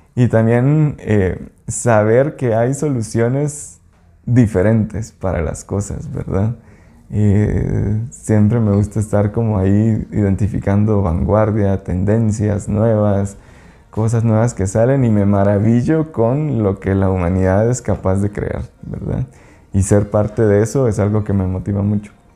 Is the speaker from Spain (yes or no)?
no; Quetzaltenango, Guatemala; moved away as an adult; now in Lake Atitlán, Guatemala; Yo soy de Shela. pues allá nací y allá crecí pues toda mi vida